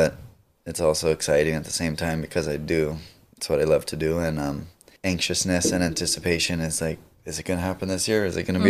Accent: North Shore, Oahu, Hawaii, United States; born and raised on the North Shore.

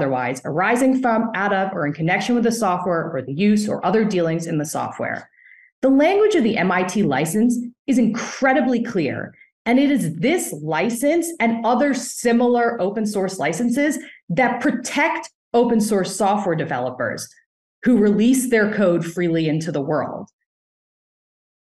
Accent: United States; an American litigator

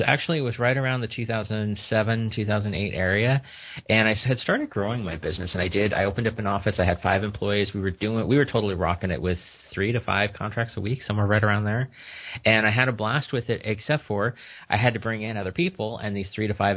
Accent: Kuna, Idaho, United States; I grew up outside of Boise, Idaho, in a small little town, Cuna

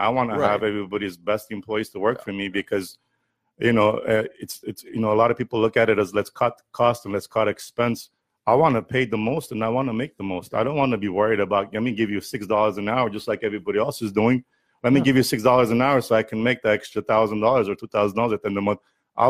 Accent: Fresno, California, United States; And, I think growing up in Fresno, not having as many Armenians around as we have here, that made me feel good of how, other nationalities treated us.

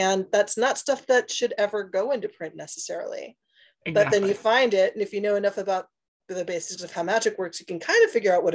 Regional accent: Northwest Indiana, United States; I grew up in a small town in Northwest Indiana

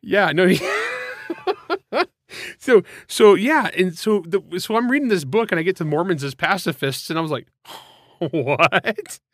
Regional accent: United States; I'm from Grapes of Wrath land

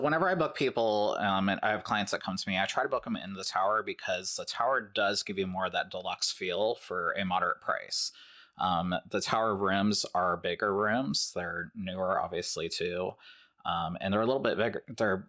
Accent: Ohio, United States; we're from Ohio

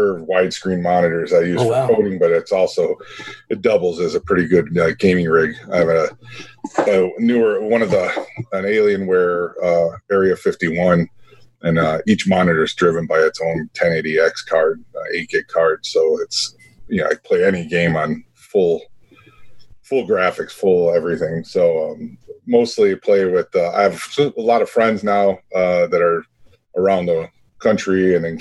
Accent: Chicago, Illinois, United States; born and raised on the south side of Chicago

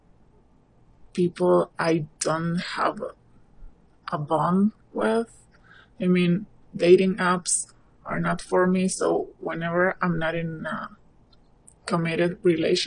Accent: Argentina; I'm from Argentina.

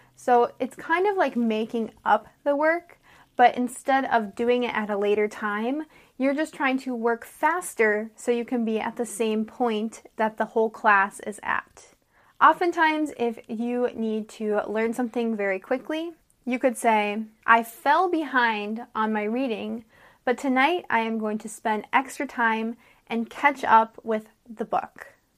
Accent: United States; I'm an American English teacher

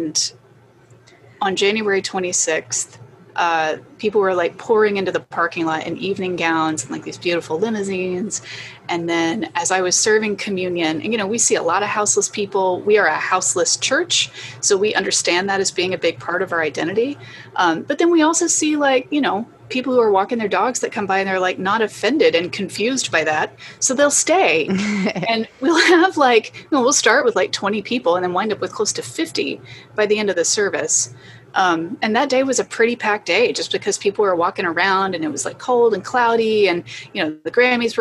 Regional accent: the South, United States; moved away; I'm from the South

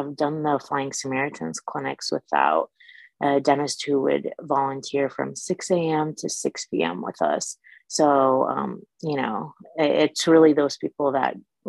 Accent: Iraq; also born or lived in Michigan; now in East LA, United States; I'm originally from Iraq. I am Chaldean, and it's a very small population from Middle East, but right now I live in East LA.

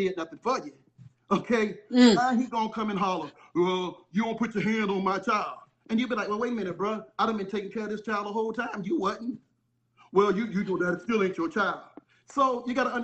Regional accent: St. Petersburg, Florida, United States; I'm from St. Pete, Tampa, Florida.

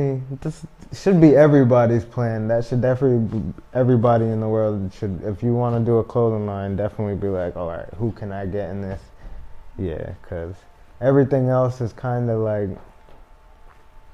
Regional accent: Providence, Rhode Island, United States; they all moved to Providence in the 90s, and I was born in 1996, so I'm from Providence, Rhode Island

